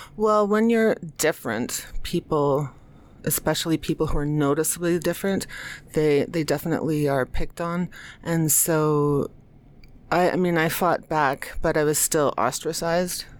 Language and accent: English; United States; also born or lived in New York City; I'm American